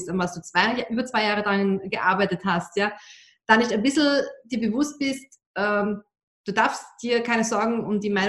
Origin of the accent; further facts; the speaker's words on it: Austria; was ich als Österreicherin immer schweren Herzen zugeben muss, ich bin mit einem Deutschen verheiratet.